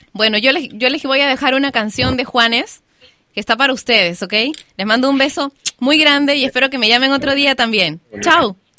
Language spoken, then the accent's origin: Spanish; Lima, Peru; yo soy de Lima